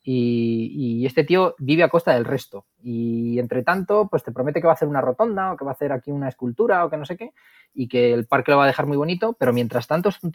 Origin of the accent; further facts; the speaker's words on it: Madrid, Community of Madrid, Spain; lo que pasa es que luego también es del Barça y yo soy de Madrid